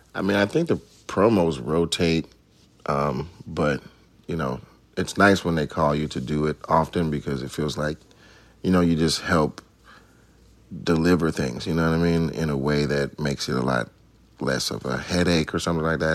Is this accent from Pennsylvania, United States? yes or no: no; Atlanta, Georgia, United States; moved away; growing up in Atlanta, yeah, we were in the choir